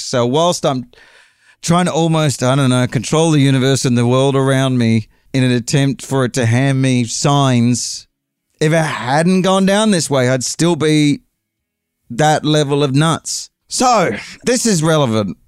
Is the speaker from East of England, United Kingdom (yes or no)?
no; London, United Kingdom; accent: English; I'm uh, visiting from London